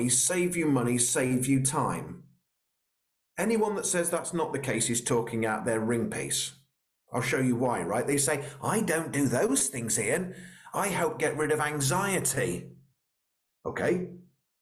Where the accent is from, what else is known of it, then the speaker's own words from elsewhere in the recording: Royal Berkshire, South East England, United Kingdom; I'm from Royal Berkshire, so I'm a little bit posh